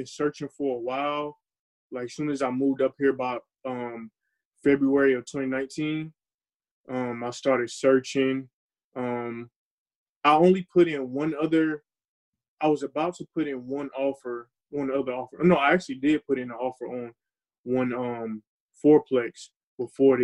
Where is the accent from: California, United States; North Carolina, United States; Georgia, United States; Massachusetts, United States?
North Carolina, United States; Fayetteville; moved away as an adult; also born or lived in Champaign, Illinois; I'm from Fayetteville, North Carolina